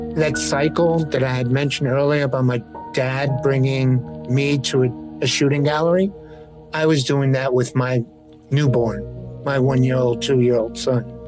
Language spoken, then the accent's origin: English; New York City, New York, United States; me growing up in the South Bronx where, where drugs, you know, were, were prevalent